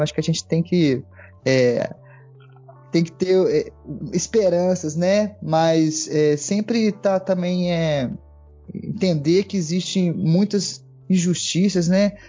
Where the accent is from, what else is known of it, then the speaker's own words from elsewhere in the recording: Divinópolis, Minas Gerais, Brazil; also born or lived in Belo Horizonte / Contagem / São João del-Rei; nasci em Belo Horizonte, morei em outras cidades, Contagem, passei a maior parte da minha vida em Divinópolis